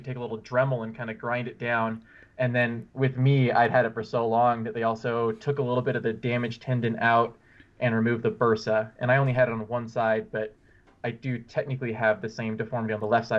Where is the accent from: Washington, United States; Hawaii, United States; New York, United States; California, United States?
Washington, United States; Bellingham; now in Boulder, United States; I'm originally from Washington State, Bellingham